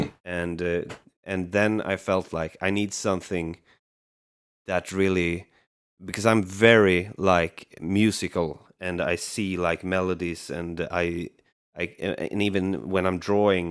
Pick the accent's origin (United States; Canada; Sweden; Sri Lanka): Sweden; I'm from Sweden